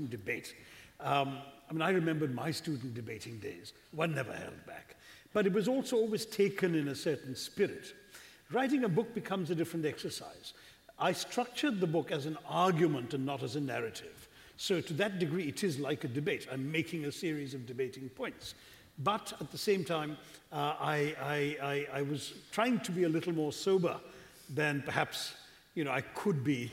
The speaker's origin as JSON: {"language": "English", "country": "India", "tie": "born or raised there", "also_born_or_lived": "London", "said": "I was born in London. But then we went back to India when I was about 2.5, and I grew up all over India"}